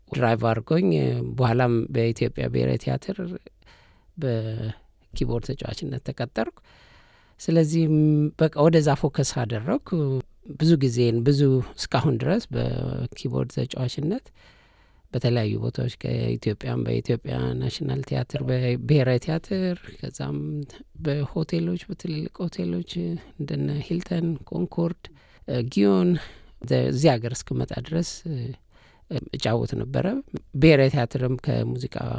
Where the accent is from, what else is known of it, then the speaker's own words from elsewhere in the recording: Addis Ababa, Ethiopia; now in Australia; እኔ ተወልጄ ያደግኩት አዲስ አበባ ካዛንችስ አካባቢ ነው።